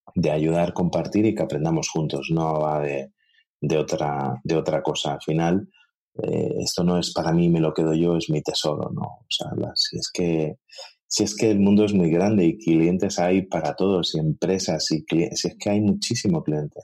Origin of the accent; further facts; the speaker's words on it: Galicia, Spain; como buen gallego